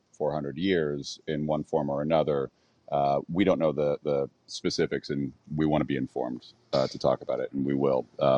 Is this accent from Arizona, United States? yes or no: yes; Arizona, United States; Arizona is my home state